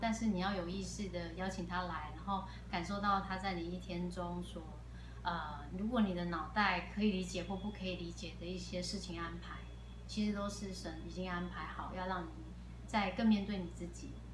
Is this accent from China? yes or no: no; Taipei, Taiwan; moved away as an adult; also born or lived in Taichung; now in Taitung, Taiwan; 我是，呃，土生土长的台北人。台北人，OK。但是只住到十九岁